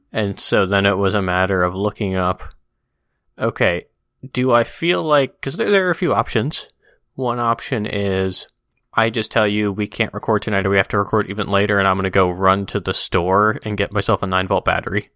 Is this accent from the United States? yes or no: yes; Midwest, United States; growing up in the Midwest